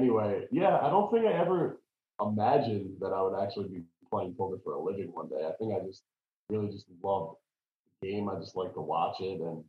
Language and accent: English; New York, United States; I grew up in New York